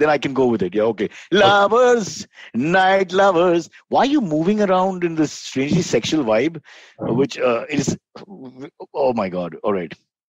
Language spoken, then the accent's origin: English; Mumbai, Maharashtra, India; I've grown up with a lot of South Indian friends, Mumbai being cosmopolitan.